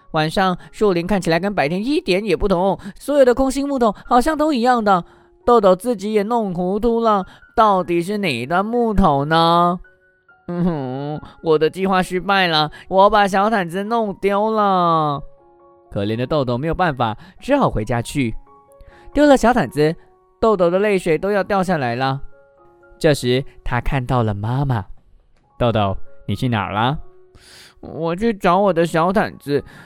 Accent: Malaysia; 我们马来西亚人

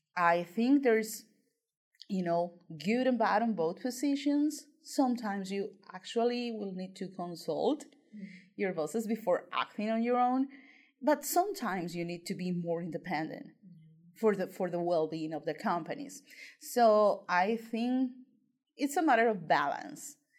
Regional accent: Colombia; moved away as an adult; I'm from Colombia and I'm a tutor for the BCL

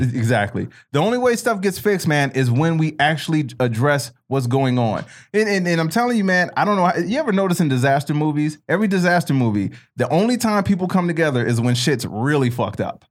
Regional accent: Chicago, Illinois, United States; When I was growing up in Chicago

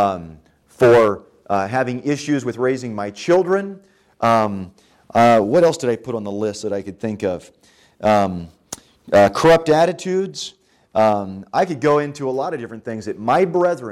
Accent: California, United States; when I was growing up in California

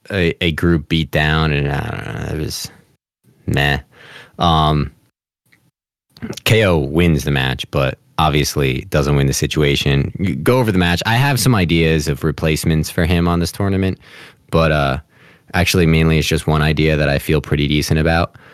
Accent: New Jersey, United States; I'm from Jersey

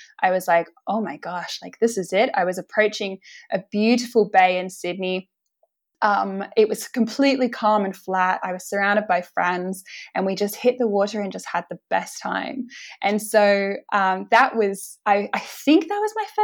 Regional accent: Winchester, South East England, United Kingdom; moved away as an adult; also born or lived in London; now in Manly, Australia; I'm originally from Winchester

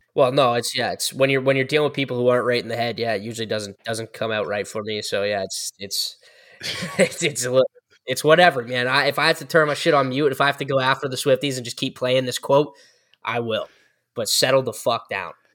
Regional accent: Canada; as Canadian guys

